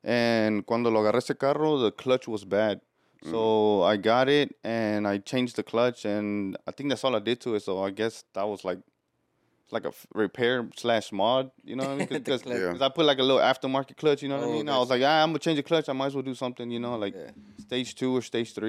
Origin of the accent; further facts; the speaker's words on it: Houston, Texas, United States; I'm born and raised here in Houston. My family's from Mexico, Cuernavaca. Yeah, bro, I've been here my whole life